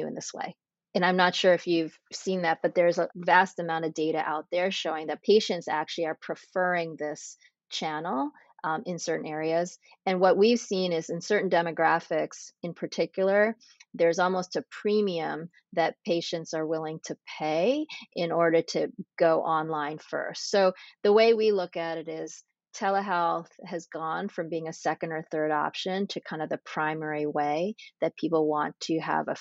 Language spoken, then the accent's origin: English; Framingham, Massachusetts, United States; moved away as an adult; also born or lived in Pennsylvania / New York / Boston; I grew up in Massachusetts in a suburb called Framingham